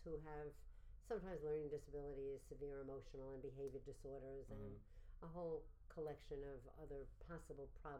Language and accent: English; New York City, New York, United States; I grew up in Brooklyn, New York.